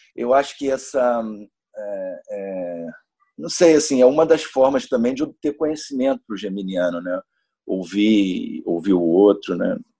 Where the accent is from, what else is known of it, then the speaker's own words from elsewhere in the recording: Niterói, Rio de Janeiro, Brazil; nasci em Niterói, no Rio de Janeiro, sou de Nikit City